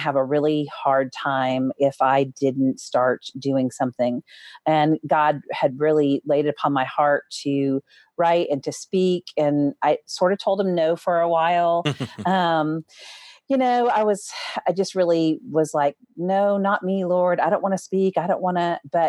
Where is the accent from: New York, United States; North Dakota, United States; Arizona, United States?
North Dakota, United States; also born or lived in Minnesota; So I was born in Minnesota and then moved to North Dakota and lived in a very small sort of farming community.